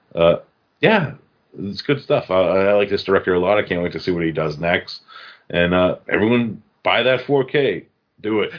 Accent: Massachusetts, United States; my home state of Massachusetts

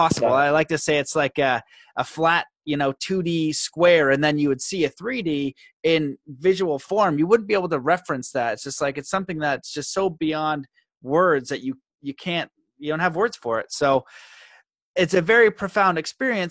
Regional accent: Canada; being Canadian, growing up in the hometown that I grew up

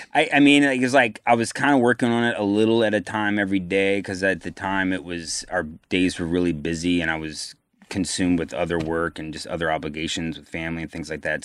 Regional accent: Virginia, United States; I'm from Virginia

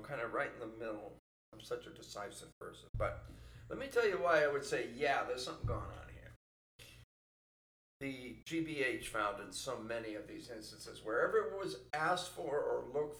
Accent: San Francisco, California, United States; San Francisco, that was my hometown

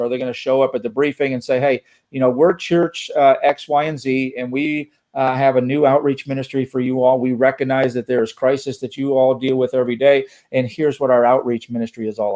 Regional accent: East Coast, United States; now in Texas, United States; I grew up on the East Coast. I am in the United States of Texas now

